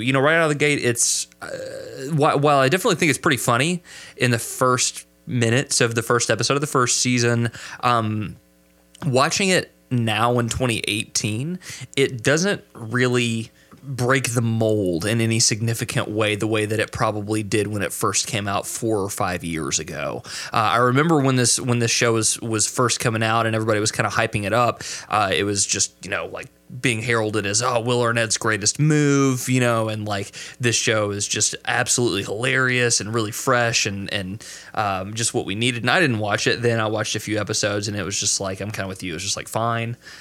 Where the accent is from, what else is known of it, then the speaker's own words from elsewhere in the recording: Kentucky, United States; my home state